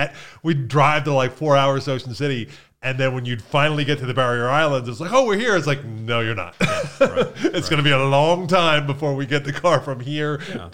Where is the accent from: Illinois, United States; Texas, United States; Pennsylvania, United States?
Pennsylvania, United States; because they were kind of equidistant from where we grew up in Pennsylvania.